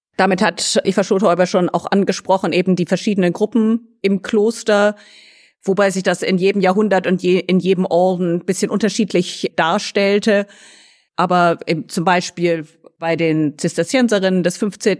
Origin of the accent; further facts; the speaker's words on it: Lüneburg, Lower Saxony, Germany; now in Oxford, United Kingdom; ursprünglich komme ich aus deutschen mittelalterlichen Städten, teilweise aufgewachsen in Lüneburg